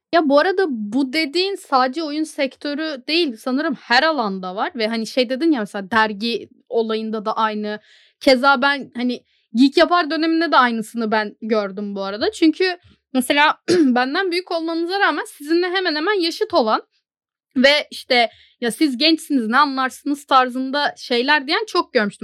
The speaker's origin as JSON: {"language": "Turkish", "country": "Turkey", "said": "Türk'üm dedim."}